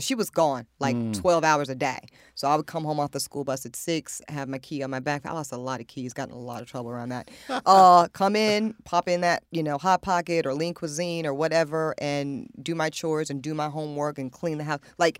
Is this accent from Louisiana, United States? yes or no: yes; Amite, Louisiana, United States; born there; girl from the rural South originally, and then North Carolina was like a big come up for us because I was born down in Amite, Louisiana